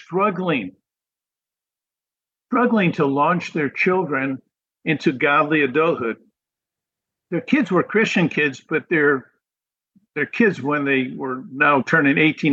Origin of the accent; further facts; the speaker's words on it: New England, United States; moved away as an adult; now in Florida, United States; I grew up in New England